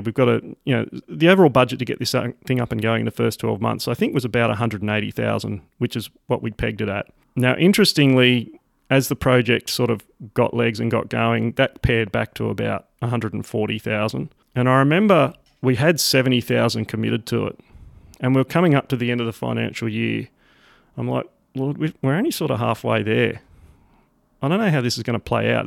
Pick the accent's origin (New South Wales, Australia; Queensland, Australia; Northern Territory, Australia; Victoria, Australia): New South Wales, Australia; Sydney; accent: Aussie; also born or lived in rural Australia; born and raised in Sydney, Australia.